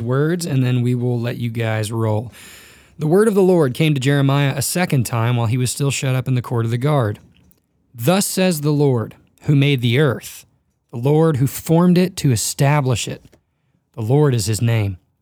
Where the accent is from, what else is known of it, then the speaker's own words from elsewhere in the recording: Dallas, Texas, United States; also born or lived in Memphis, Tennessee; now in Northern Colorado, United States; I was born in Memphis, grew up in a big city in Dallas, Fort Worth, and moved to Northern Colorado